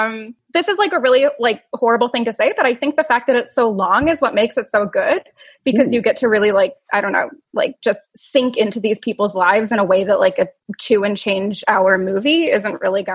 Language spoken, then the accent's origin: English; Pittsburgh, Pennsylvania, United States; No, I'm from Pittsburgh.